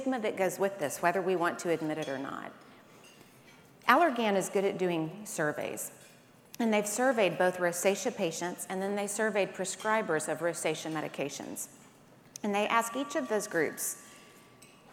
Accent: Birmingham, Alabama, United States; I am from Birmingham, Alabama. That's how we say it there

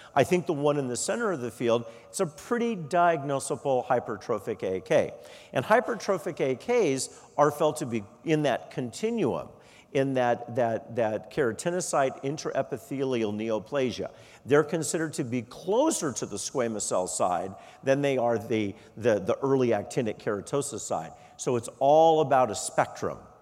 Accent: Arizona, United States; moved away; also born or lived in Colorado; I'm originally from Arizona

